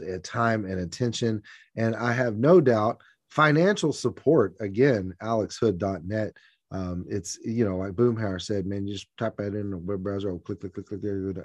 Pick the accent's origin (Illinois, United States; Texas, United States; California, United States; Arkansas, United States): Arkansas, United States; Conway; I think everything about Conway is special. I am not ashamed to brag on my hometown.